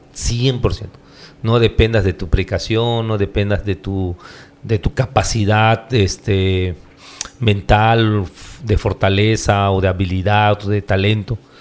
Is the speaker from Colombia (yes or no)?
no; Hool, Campeche, Mexico; yo soy de Ol